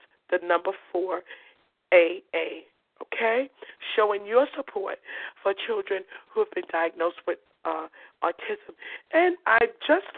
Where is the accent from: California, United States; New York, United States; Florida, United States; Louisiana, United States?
New York, United States; New York City; I'm from Coney Island. I was born and raised. All my brothers and sisters, even my mother, we were born in Coney Island.